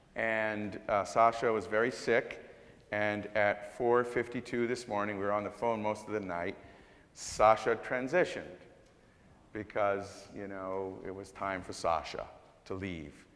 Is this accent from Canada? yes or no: yes; Canada; also born or lived in Jamaica; now in United States; I was born in Jamaica, raised in Canada, and moved here